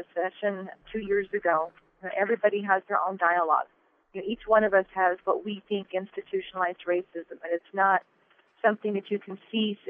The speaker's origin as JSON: {"language": "English", "town": "Albuquerque", "region": "New Mexico", "country": "United States", "tie": "born or raised there", "said": "I'm an Albuquerque native, born and raised in Albuquerque in the North Valley"}